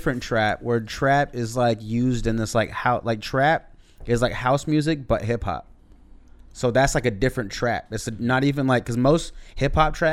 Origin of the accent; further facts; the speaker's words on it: Seattle, Washington, United States; We're from Seattle